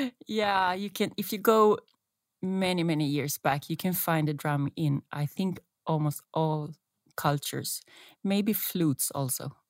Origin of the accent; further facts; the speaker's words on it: Stockholm, Stockholm County, Sweden; moved away as an adult; now in Norway; I still love Stockholm, my hometown, but it seems it's meant to be that I live here